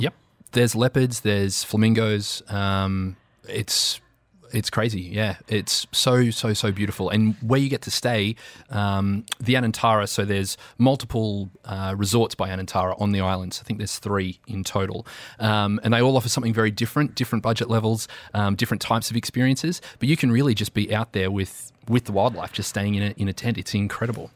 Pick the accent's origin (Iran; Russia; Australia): Australia; now in United Arab Emirates; as an Australian